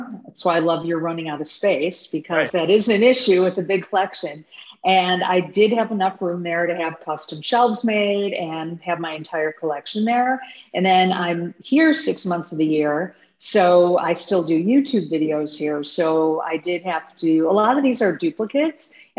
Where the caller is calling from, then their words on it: Chicago, Illinois, United States; Today, I'm zooming in from Chicago.